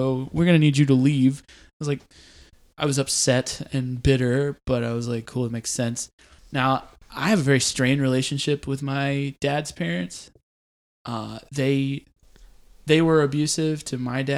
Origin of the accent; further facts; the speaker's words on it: Clarksville, Tennessee, United States; moved back to my hometown of Clarksville